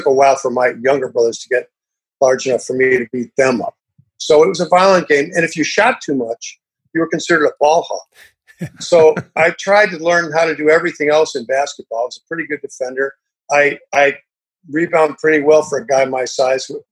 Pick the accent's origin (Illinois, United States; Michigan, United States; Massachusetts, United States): Illinois, United States; Illinois near Chicago, United States; I grew up in Illinois near Chicago